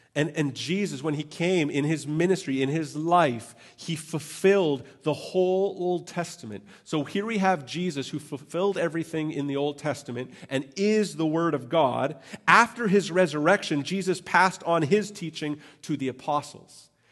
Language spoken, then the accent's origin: English; Canada; I'm Canadian